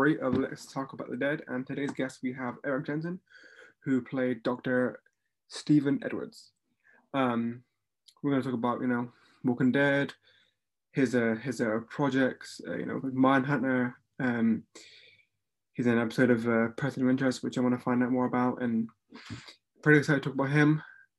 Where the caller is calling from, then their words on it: Plymouth, South West England, United Kingdom; It's called Plymouth. It's like down the bottom.